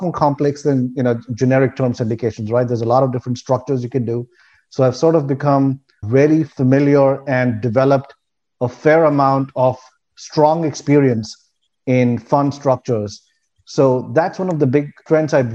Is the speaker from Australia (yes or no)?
no; India; moved away as an adult; now in United States; I'm originally from India. That's where I grew up